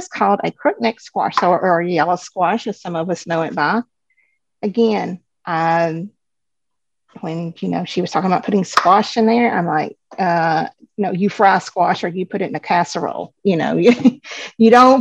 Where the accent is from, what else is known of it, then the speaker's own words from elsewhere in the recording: the South, United States; I am from the South, so I am a Southern girl at heart